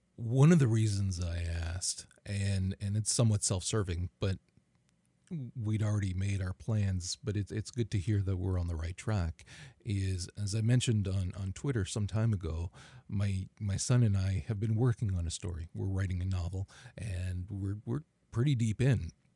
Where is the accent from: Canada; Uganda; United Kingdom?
Canada; as a Canadian